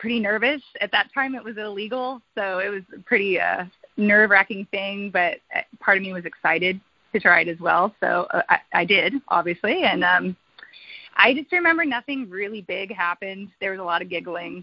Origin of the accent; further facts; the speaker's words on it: United States; I'm from Washington